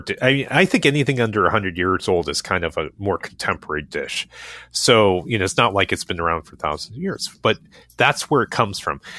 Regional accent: Cleveland area and Columbus, Ohio, United States; I was raised in the Cleveland area and Columbus

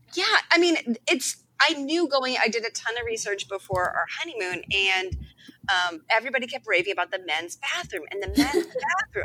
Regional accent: East Coast, United States; I'm from the East Coast

